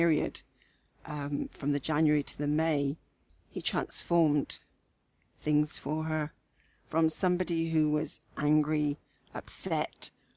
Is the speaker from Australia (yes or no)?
no; Swindon, South West England, United Kingdom; accent: West Country; also born or lived in Gloucestershire; Wiltshire. I grew up in Swindon, Wiltshire, and I actually lived in Gloucestershire for 30-odd years as well